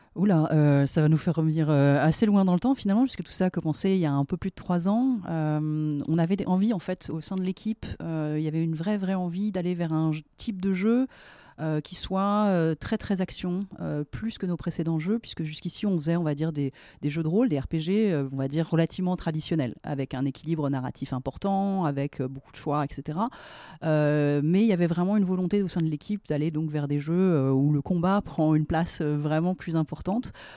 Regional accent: France; en tant que Français, créateur français

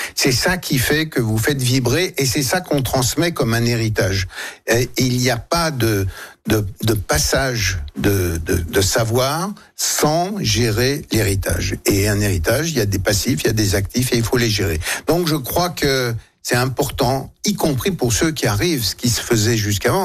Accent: France; en tant que Français

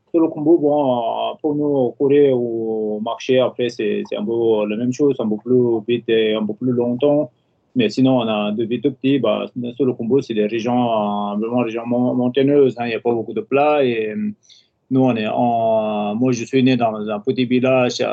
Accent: Nepal; Je viens du Népal depuis euh, à peu près 27 ans. Ça fait un petit moment que je suis entre les Suisses, France, Népal.

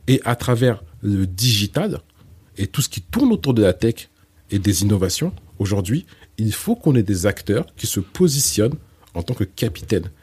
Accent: France; je suis né en France et j'ai grandi en France

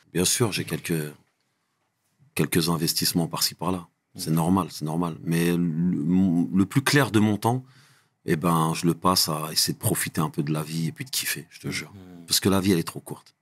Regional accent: Trappes, Île-de-France, France; moved away as an adult; also born or lived in Guyancourt / Saint-Maur-des-Fossés; now in United States; je suis un Doukali, j'ai grandi à Trappes

